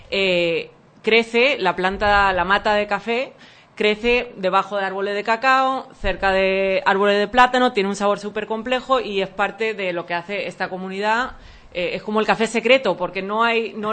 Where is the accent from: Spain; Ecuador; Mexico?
Spain; also born or lived in United States; now in Panama; española, …? Sí, se oye mi acento, ¿no? Sí.